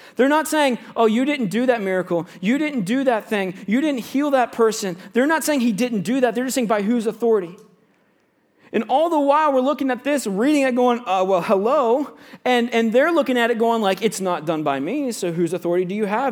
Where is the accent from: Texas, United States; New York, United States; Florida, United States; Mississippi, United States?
Florida, United States; Central; moved away; I grew up in Central Florida